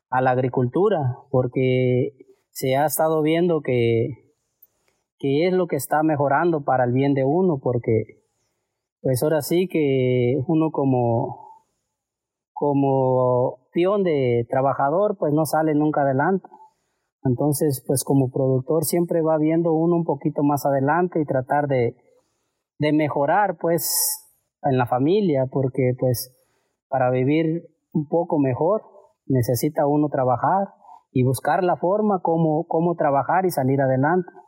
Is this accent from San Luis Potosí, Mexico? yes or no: no; Salguero, Michoacán, Mexico; Yo soy originario del pueblo de Salguero, Michoacán.